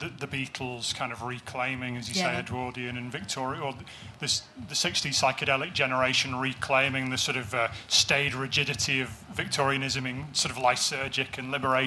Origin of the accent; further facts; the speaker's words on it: Wigan, North West England, United Kingdom; I'm from Wigan